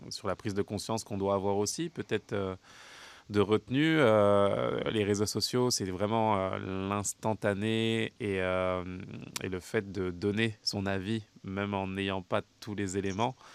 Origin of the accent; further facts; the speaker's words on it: Canada; ça peut paraître compliqué en tant que euh, en tant que canadienne